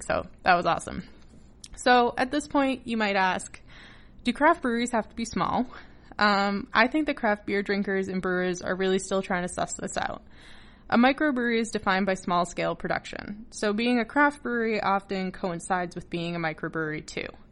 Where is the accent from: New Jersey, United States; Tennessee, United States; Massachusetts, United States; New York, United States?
Massachusetts, United States; also born or lived in New Hampshire; now in Newfoundland, Canada; Before I came to Newfoundland, uh, I lived in New Hampshire in the States, and I grew up in Massachusetts